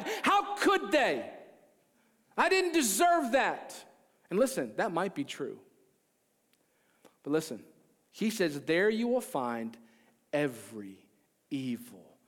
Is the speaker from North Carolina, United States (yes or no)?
no; Maryland, United States; I grew up in Maryland